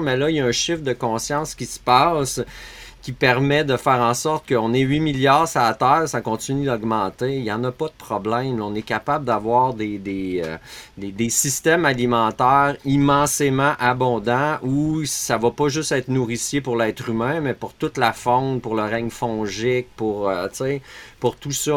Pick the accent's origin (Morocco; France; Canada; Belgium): Canada; Montreal region, Quebec; moved away as an adult; now in Beauce, Canada; Je viens de, la région de Montréal, mais je suis en Beauce